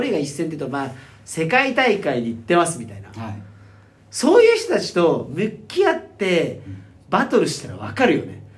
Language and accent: Japanese; Sapporo, Hokkaido, Japan; 地元の札幌